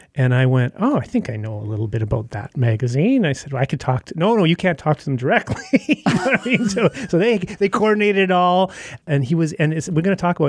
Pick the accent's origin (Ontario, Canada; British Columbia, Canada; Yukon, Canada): Yukon, Canada; moved away; I grew up in the Yukon Territory. My parents still live there. I've often thought of going back